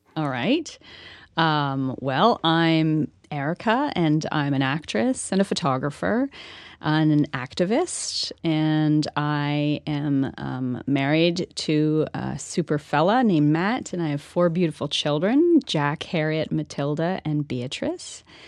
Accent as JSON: {"language": "English", "town": "Ormstown", "region": "Quebec", "country": "Canada", "accent": "Canadian", "moved": "as an adult", "said": "I'm, I'm from Ormstown. I'm, I'm a small town girl"}